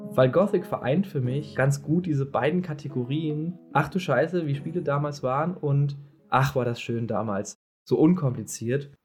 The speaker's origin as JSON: {"language": "German", "country": "Germany", "said": "ich als Deutscher"}